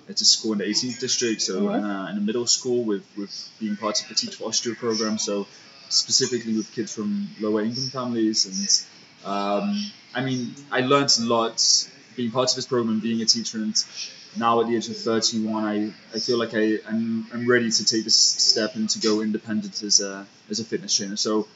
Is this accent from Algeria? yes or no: no; England, United Kingdom; I'm from England, right? So I'm very grateful for any days where there's no rain